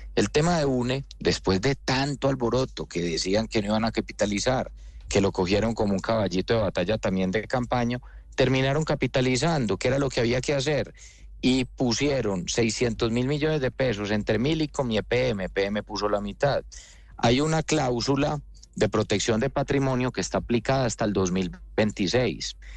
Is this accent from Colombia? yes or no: yes; Medellín, Antioquia, Colombia